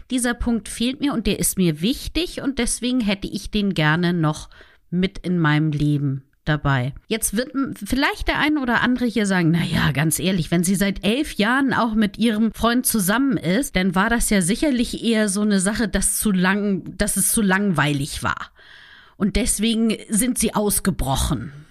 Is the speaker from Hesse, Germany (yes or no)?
no; Hamburg, Germany; Genau, ich bin waschechte Hamburgerin.